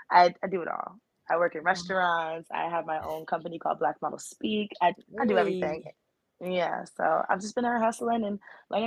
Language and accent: English; Tampa, Florida, United States; moved away as an adult; now in New York, United States; I'm originally from Tampa, Florida, gang. So I moved out here maybe like 8 or 9 years ago.